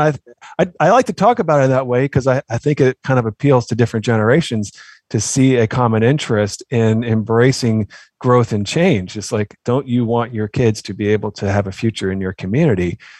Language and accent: English; Oakland, California, United States; now in Maryland, United States; growing up in Oakland, California.